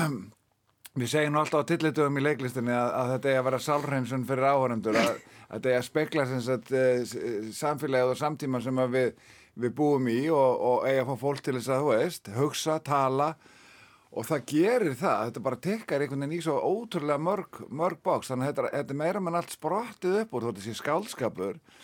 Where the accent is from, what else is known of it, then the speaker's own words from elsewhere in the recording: Reykjavík, Capital Region, Iceland; also born or lived in Fossvogur, Reykjavík; þegar ég fekk kemur upp í Breitholt 10-11 ára gammal